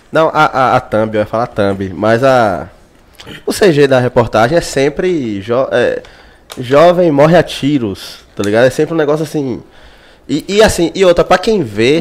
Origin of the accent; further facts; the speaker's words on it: Brazil; a gente é de quebrada, a gente é de periferia. nascido e criado em Cajazeiras